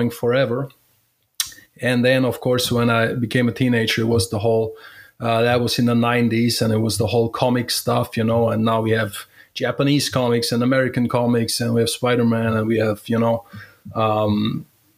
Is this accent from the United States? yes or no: no; Germany; I'm from Germany